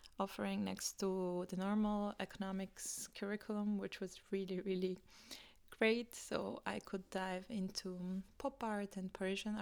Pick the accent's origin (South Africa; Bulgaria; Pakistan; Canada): Bulgaria; moved away as an adult; also born or lived in Vienna, Austria; I was born and raised in Bulgaria